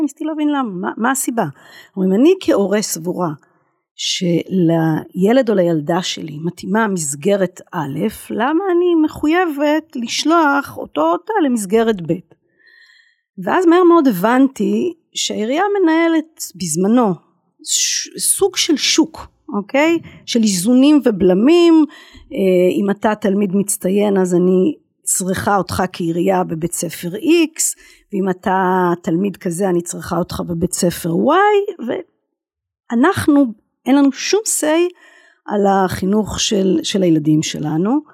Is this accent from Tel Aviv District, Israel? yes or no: yes; Ramat HaSharon, Tel Aviv District, Israel; במגמה הטכנולוגית בתיכון רוטברג ברמת השרון